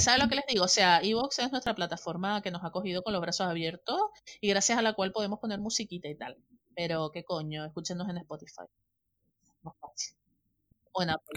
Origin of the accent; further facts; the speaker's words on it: north of Tenerife, Canary Islands, Spain; un respetito por el norte ahí, que lo tenemos in the heart, tatuado